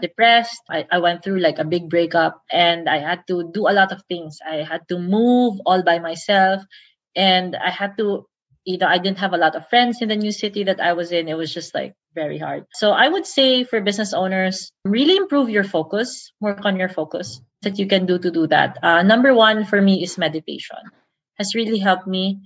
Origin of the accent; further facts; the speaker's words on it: Davao City, Davao Region, Philippines; I'm from Davao